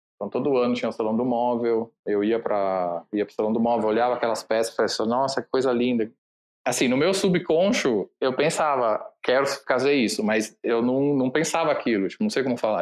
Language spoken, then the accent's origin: Portuguese; Italy; moved away; Eu cresci na Itália, então esse trabalho que eu fiz foi numa loja na Itália